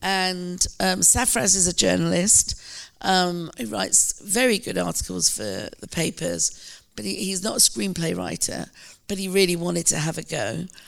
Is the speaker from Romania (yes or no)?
no; United Kingdom; my identity as a British Asian.